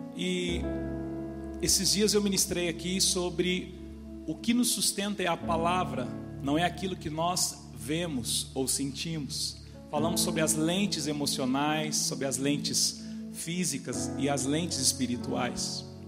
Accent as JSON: {"language": "Portuguese", "country": "Brazil", "said": "eu sou lá do Vera Cruz, uma comunidade simples, uma periferia"}